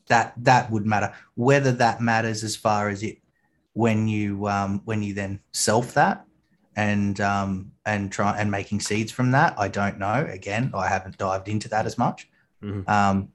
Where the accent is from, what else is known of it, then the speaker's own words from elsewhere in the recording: Australia; accent: Australian; my Australian accent